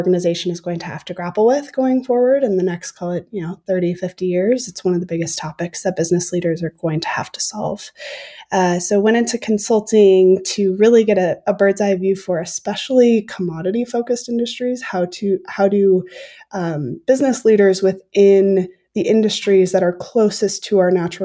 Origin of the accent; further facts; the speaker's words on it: Minnesota, United States; I grew up in Minnesota